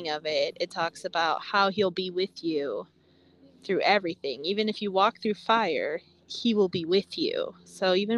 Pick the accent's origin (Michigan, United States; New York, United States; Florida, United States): Michigan, United States; 20 miles north of Battle Creek; grew up 20 miles north of Battle Creek.